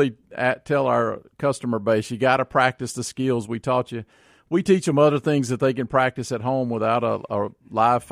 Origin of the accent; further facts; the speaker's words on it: Florence, Mississippi, United States; I grew up out in Rankin County in Florence, so we're hunters